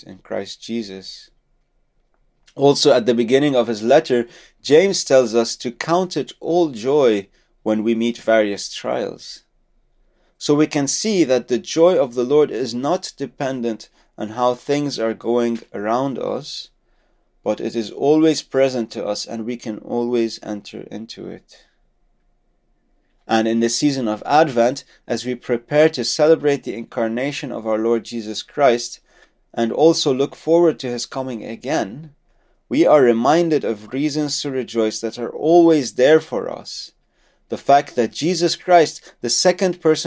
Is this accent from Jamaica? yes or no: no; Lebanon; moved away; my home country of Lebanon